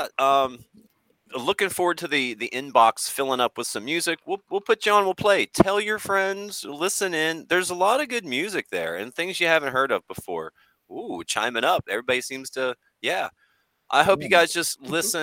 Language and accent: English; Clarksburg, West Virginia, United States; Harrison County, which is the county I was actually born in, which is I'm from Clarksburg area, Bridgeport